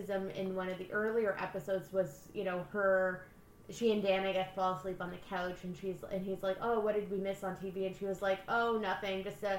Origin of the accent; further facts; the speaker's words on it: Windsor, Ontario, Canada; I like to think I'm Windsor